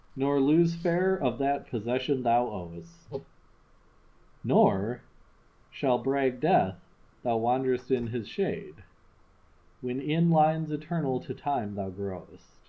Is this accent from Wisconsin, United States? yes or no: yes; Madison, Wisconsin, United States; we're from Madison.